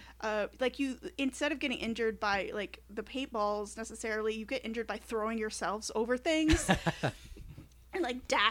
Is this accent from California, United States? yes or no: no; Michigan, United States; growing up in Michigan